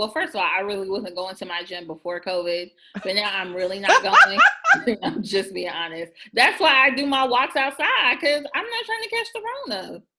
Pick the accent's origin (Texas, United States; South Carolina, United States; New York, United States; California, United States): South Carolina, United States; moved away; my hometown in South Carolina